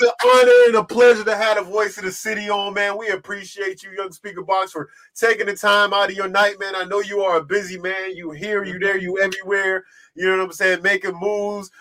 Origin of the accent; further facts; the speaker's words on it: East Coast, United States; I'm from the East Coast